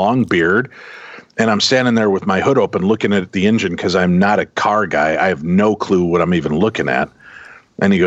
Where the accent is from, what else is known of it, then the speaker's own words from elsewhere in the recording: Chicago, Illinois, United States; I grew up in the Chicagoland area